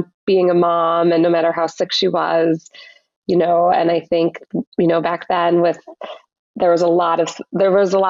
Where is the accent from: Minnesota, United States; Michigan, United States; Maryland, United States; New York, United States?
Minnesota, United States; moved away; also born or lived in Chicago; I grew up in Minnesota